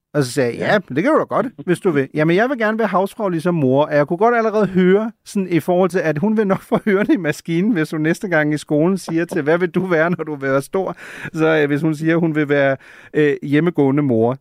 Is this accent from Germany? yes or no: yes; Germany; now in Copenhagen, Denmark; som en, der er født og opvokset i Tyskland